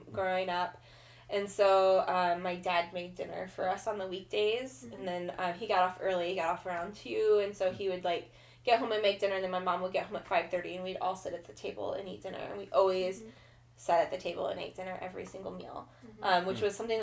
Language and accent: English; Kansas, United States; moved away as an adult; now in Portland, United States; I grew up in Kansas. When I was 19, I moved from Kansas to Portland, Oregon